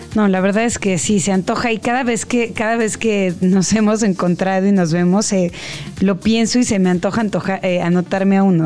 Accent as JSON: {"language": "Spanish", "country": "Mexico", "said": "como mexicanos"}